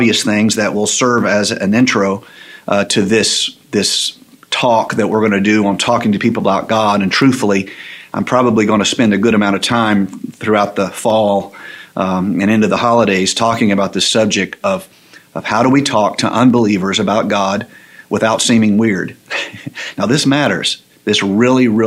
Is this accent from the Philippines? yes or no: no; the South, United States; I grew up in the South.